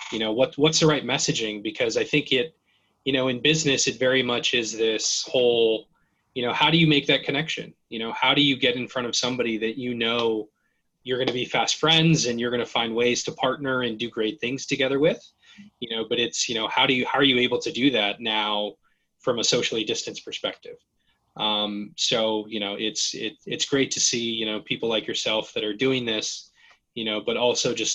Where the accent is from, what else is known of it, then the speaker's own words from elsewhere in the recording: Gardnerville, Nevada, United States; moved away as an adult; I grew up in a very, you know, small town at the base of Lake Tahoe called Gardnerville, Nevada